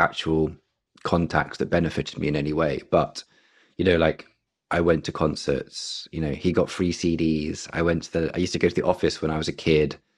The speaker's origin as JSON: {"language": "English", "region": "London", "country": "United Kingdom", "tie": "born or raised there", "said": "I'm born and raised in London. Um, I've always been here."}